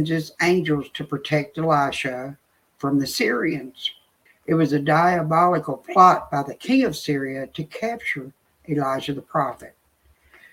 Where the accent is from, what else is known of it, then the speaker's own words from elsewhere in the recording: the South, United States; I'm from the South, so I say y'all